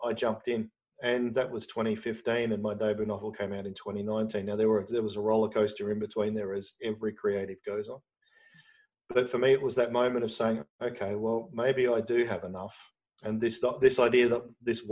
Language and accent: English; Australia; as an Australian